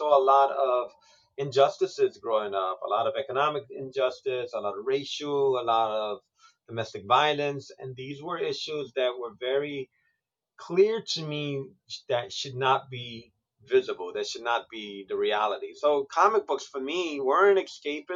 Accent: New York City, New York, United States; As a Puerto Rican growing up in New York City

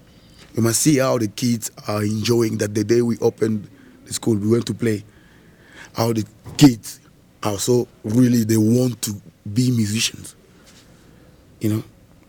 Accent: DR Congo; Clarence is from Holland. I am from Congo.

